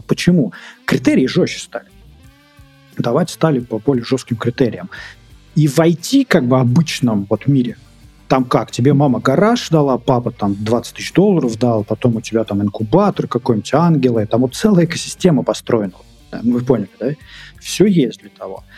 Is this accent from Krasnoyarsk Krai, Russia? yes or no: no; Moscow Oblast, Russia; also born or lived in Minsk, Belarus; Я хоть из Подмосковья, Москва рядом